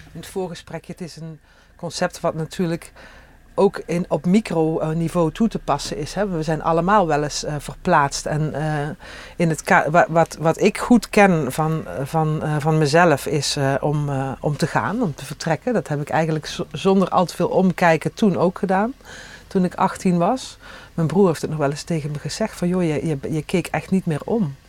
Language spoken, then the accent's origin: Dutch; Panningen, Limburg, Netherlands; accent: soft G; moved away as an adult; also born or lived in Tilburg; now in Monnickendam, Netherlands; Uit Helden Panningen, toen nog. Gemeente Helden, kerkdorp Panningen